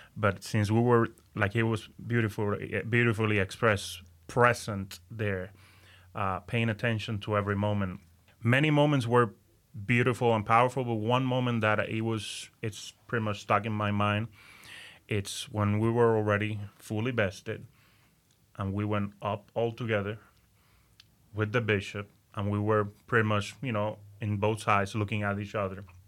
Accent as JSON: {"language": "English", "town": "Aguadilla", "country": "Puerto Rico", "tie": "born or raised there", "first_language": "Spanish", "second_language": "English", "moved": "as an adult", "lives_now": "Central Florida, United States", "said": "I was, uh, born and raised in Aguadilla, Puerto Rico."}